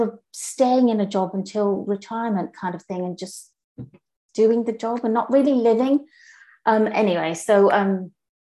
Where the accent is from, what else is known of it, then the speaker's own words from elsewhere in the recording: Kenya; now in United Kingdom; I grew up in Kenya